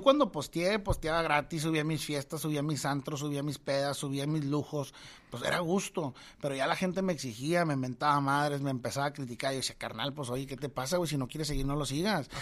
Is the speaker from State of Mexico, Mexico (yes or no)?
no; Tijuana, Baja California, Mexico; moved away as an adult; now in Monterrey, Mexico; soy de Tijuana